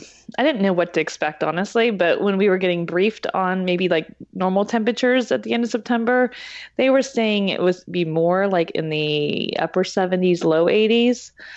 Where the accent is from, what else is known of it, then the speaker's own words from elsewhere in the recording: Pittsburgh, Pennsylvania, United States; now in New Jersey, United States; I'm actually originally from the Pittsburgh, Pennsylvania area. I moved to New Jersey 5 years ago.